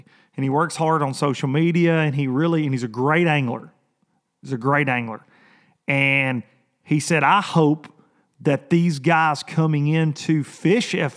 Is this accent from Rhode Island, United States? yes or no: no; Lawrenceburg, Tennessee, United States; also born or lived in Columbia, Tennessee; it's a huge Amish community here where I'm from